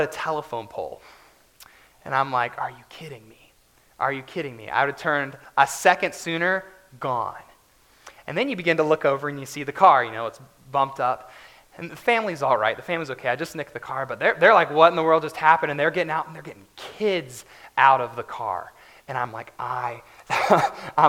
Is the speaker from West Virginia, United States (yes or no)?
yes; West Virginia, United States; I grew up in West Virginia, so all the roads there are basically curves